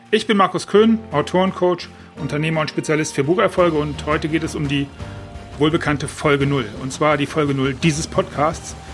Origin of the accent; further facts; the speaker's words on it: Düsseldorf, North Rhine-Westphalia, Germany; now in Mallorca, Spain; dass ich aus Düsseldorf komme und das als meine Heimat empfinde